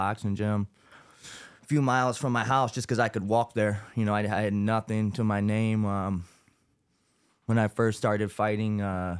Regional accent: Landenburg, Pennsylvania, United States; also born or lived in Newark, Delaware; Growing up in Landenburg, Pennsylvania, I was born in Newark, Delaware, grew up wrestling here in PA.

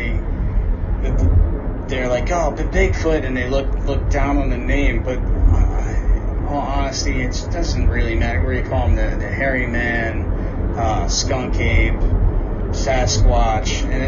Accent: New Jersey, United States; growing up in Jersey, we had the New Jersey Devil.

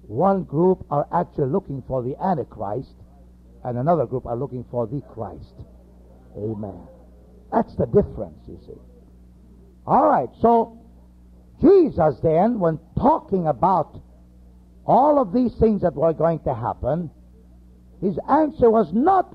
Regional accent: United States; we are from America

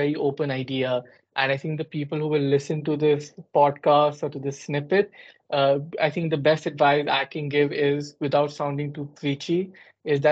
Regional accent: Gurgaon, Haryana, India; moved away as an adult; also born or lived in Delhi, India; now in United Kingdom; I was born and bred in India, in particular in Delhi, or if people who are from India, they will know Gurgaon, which is close to Delhi. And I lived there up until the age of 18.

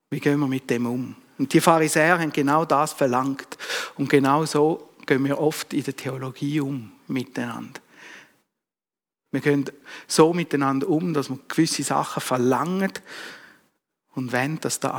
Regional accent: Thurgau, Switzerland; born there; Ich bin als Schweizer Kind auf die Welt gekommen, ich bin als Bauernsohn auf die Welt gekommen

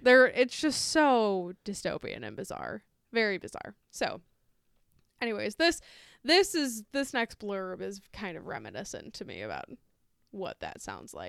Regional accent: United States; I'm an American

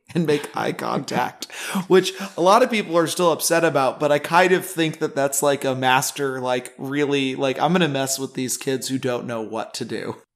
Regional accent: Nebraska, United States; I'm from Nebraska

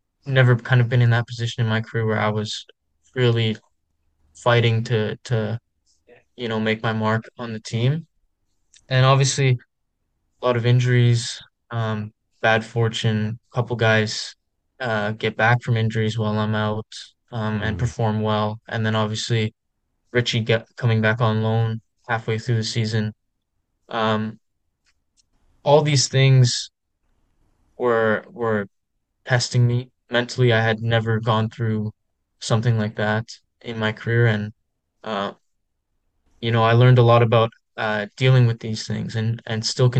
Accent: Vancouver, British Columbia, Canada; born or raised there

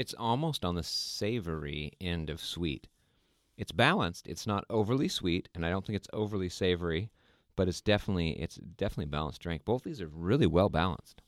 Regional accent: Sweden; moved away; last year we went to Sweden, which is my home country, where my family is from

